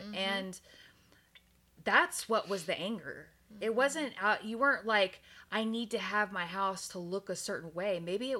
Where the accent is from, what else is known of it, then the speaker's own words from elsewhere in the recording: Texas, United States; moved away; I'm from Texas. And so moving from Texas mm-hmm. to Oregon, mm-hmm. it was such a big freaking deal.